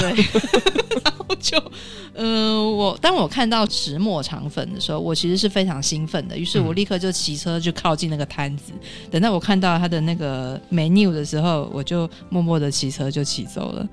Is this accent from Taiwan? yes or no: no; Hong Kong; 在香港我们叫它“十时森林”